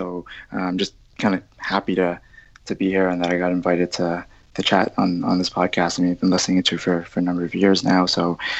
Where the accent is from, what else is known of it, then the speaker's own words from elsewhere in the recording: Toronto, Ontario, Canada; When I grew up in Scarborough, which is one of the suburbs in Toronto that's probably a bit more kind of Asian predominant.